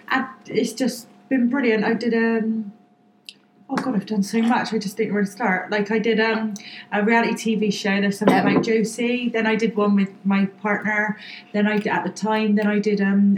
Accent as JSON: {"language": "English", "town": "Bristol", "region": "South West England", "country": "United Kingdom", "accent": "Bristol", "said": "I'm from Bristol. Obviously, if you know the Bristol accent, you'll know I'm from Bristol"}